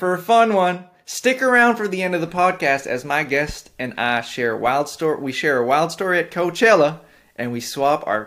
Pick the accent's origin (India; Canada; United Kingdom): Canada; As a Canadian